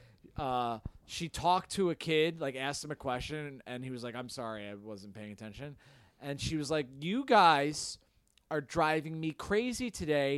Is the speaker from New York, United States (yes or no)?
yes; Greenwood Lake, New York, United States; I'm from Greenwood Lake.